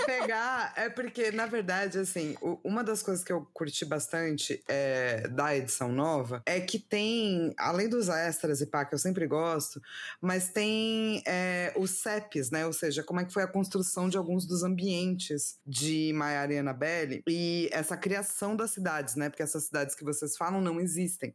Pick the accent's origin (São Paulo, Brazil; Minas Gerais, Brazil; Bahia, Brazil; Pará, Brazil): São Paulo, Brazil; eu sou de São Paulo, né? Cresci